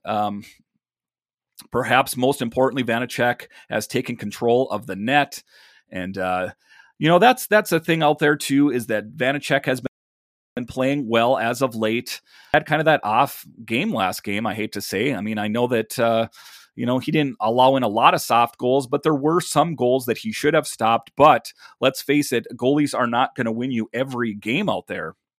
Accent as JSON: {"language": "English", "region": "Minnesota", "country": "United States", "said": "I'm from Minnesota myself"}